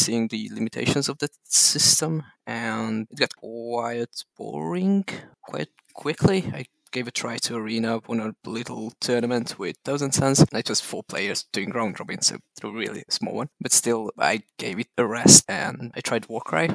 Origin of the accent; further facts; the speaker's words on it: Hungary; I come from Hungary.